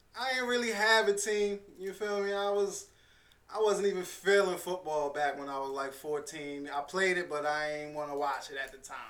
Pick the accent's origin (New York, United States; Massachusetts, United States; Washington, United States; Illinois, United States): New York, United States; Long Island; I'm from Long Island.